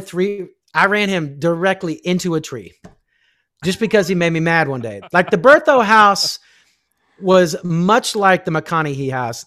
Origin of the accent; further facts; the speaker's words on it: Kansas, United States; I grew up in Kansas